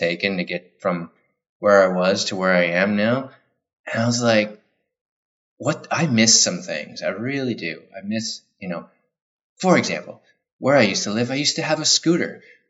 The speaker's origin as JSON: {"language": "English", "town": "Ottawa", "region": "Ontario", "country": "Canada", "moved": "yes", "said": "I'm from Ottawa"}